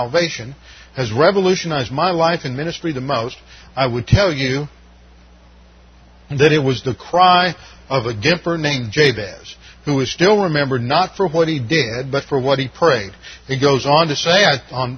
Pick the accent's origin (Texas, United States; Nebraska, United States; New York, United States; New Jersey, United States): Texas, United States; I'm from Texas down there.